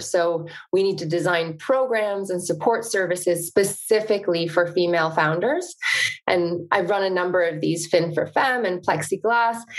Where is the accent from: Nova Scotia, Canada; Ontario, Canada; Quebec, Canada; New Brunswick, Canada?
Ontario, Canada; the country north of Toronto; born or raised there